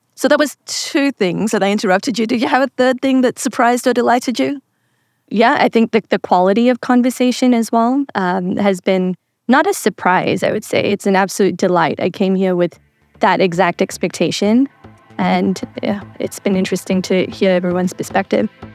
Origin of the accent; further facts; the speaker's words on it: Zimbabwe; moved away as an adult; also born or lived in England / America; I was born in England, raised there for a bit, and then grew up for the rest of my life in Zimbabwe